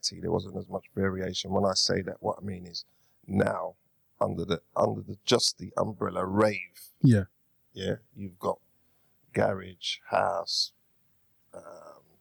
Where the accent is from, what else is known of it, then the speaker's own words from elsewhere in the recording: London, United Kingdom; Born and bred in Hackney